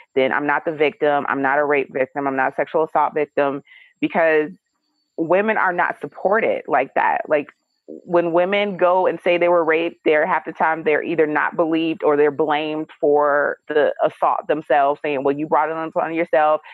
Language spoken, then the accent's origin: English; Detroit, Michigan, United States; I grew up in Detroit, Michigan.